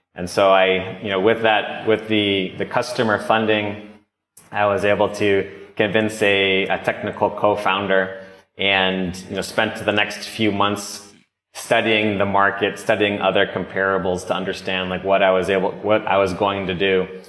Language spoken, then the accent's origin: English; Norwell, Massachusetts, United States; moved away as an adult; also born or lived in Bogota, Colombia / Los Angeles / San Francisco; I grew up in uh, south of Boston, Massachusetts, about 20 minutes south in a town called Norwell